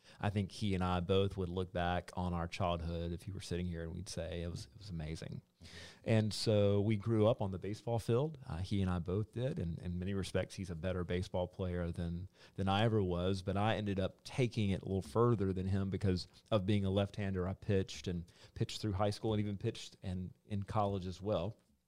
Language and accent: English; Columbus, United States; I was born in Columbus